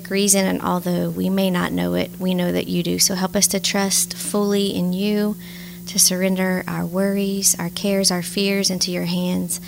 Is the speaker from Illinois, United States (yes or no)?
no; Opelousas, Louisiana, United States; I was born and raised in Opelousas, Louisiana